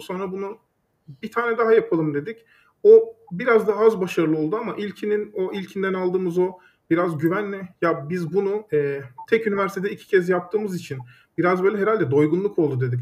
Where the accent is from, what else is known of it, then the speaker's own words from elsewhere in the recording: Düzce, Turkey; moved away as an adult; also born or lived in Istanbul; Düzce'de doğdum, büyüdüm.